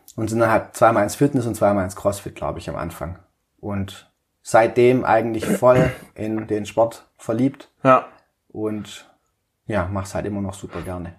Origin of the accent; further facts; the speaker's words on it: Balingen, Baden-Württemberg, Germany; moved away as an adult; also born or lived in Böblingen; bin in Balingen geboren und aufgewachsen, so südlich von Tübingen nochmal, 50 Kilometer circa